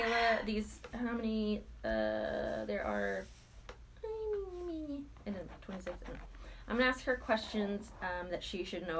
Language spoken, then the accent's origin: English; the South, United States; I have a very good handshake because I'm from the South and I get it from my dad.